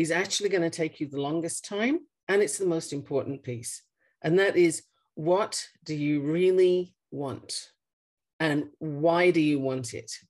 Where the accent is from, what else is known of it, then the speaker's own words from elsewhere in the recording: Australia; also born or lived in United Kingdom; now in Colorado, United States; I am obviously not from Colorado. I was born in the UK and raised in Australia. Um, this is the eighth country I've lived